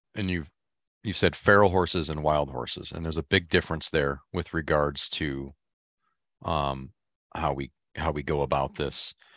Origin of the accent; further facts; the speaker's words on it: Michigan, United States; I'm from Michigan